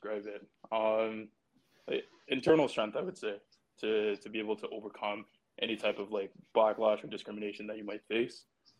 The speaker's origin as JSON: {"language": "English", "country": "Barbados", "tie": "born or raised there", "also_born_or_lived": "Canada", "moved": "yes", "lives_now": "London, Canada", "said": "I grew up in a predominantly, like, I would say, like, Black society. I grew up in Barbados. So there, I would say the social demographic was kind of like a 90% Black."}